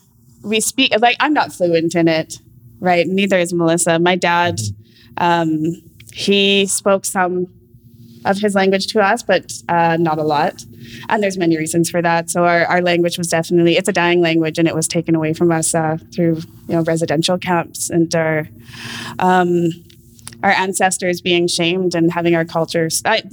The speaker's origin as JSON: {"language": "English", "country": "Canada", "said": "I come from the Gitgatla, Nishka Cree, and Soto Cree and Métis Nations."}